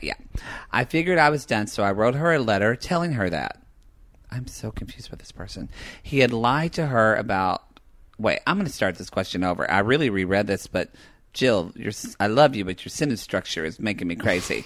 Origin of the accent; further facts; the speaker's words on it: the South, Southern United States, United States; accent: Southern; being, like, Southern with my accent